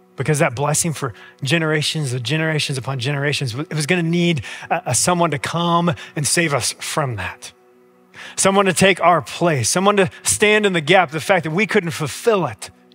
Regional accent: United States; We as American Christians

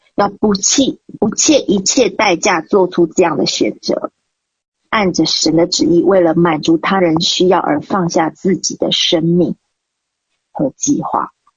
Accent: Nantou County, Taiwan; 我家老家在台湾南投

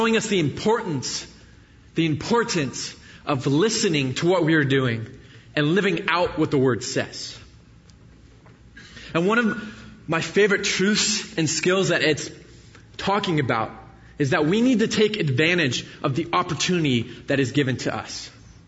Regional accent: the Bay Area, California, United States; moved away as an adult; I grew up in the Bay Area, so I moved out here when I started at Jessup 4 years ago.

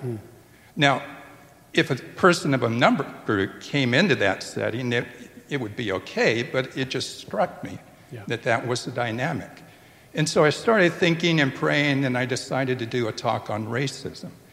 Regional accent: Tupelo, Mississippi, United States; my hometown

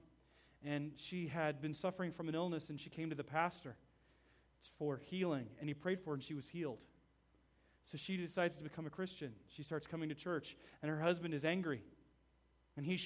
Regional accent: United States; Being an American there

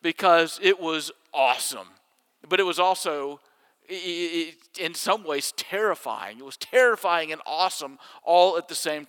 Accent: Jackson, Mississippi, United States; When I was growing up in Jackson, Mississippi, my neighborhood pool was only a short bike ride from my house

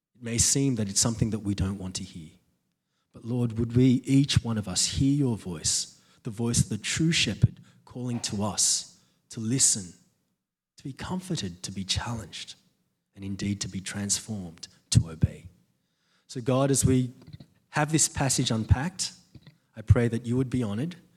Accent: Australia; I'm an Aussie

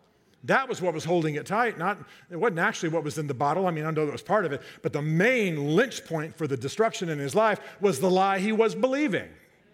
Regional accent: Germany; I grew up in Germany.

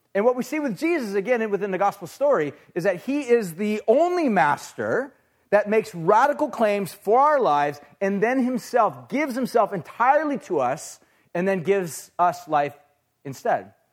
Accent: United States; we as American people

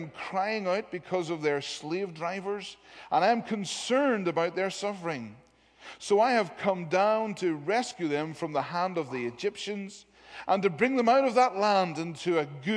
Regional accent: Londonderry, Northern Ireland, United Kingdom; moved away as an adult; now in England; where I grew up in Londonderry, in the northwest of Northern Ireland

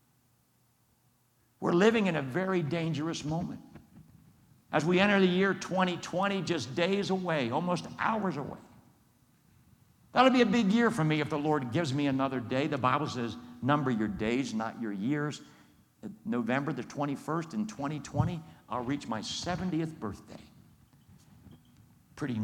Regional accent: Coatesville, Pennsylvania, United States; I grew up as a 9-year-old right there in Coatesville, right there watching all that stuff going on in downtown Coatesville

